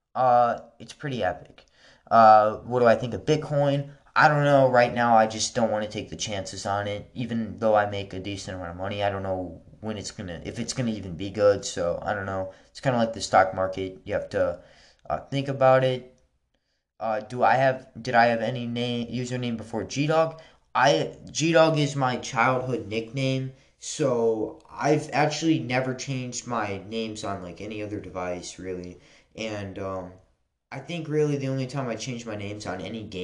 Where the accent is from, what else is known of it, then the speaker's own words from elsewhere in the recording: Wisconsin, United States; I was born in Wisconsin